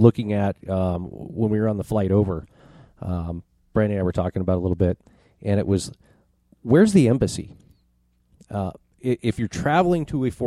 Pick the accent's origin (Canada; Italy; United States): United States; I'm also an American